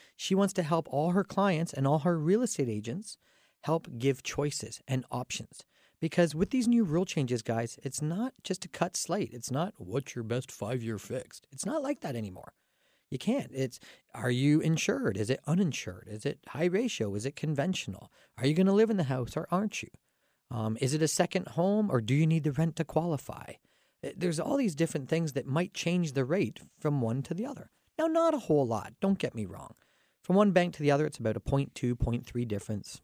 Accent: Canada; I'm Canadian

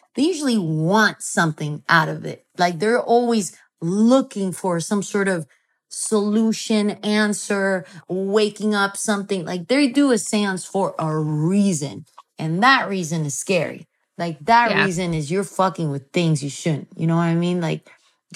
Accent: Mexico; I come from Mexico

